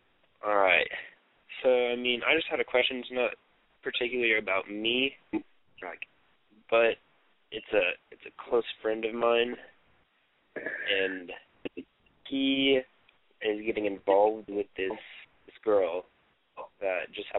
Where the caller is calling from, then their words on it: Oklahoma City, Oklahoma, United States; I'm from Oklahoma City. I'm 17.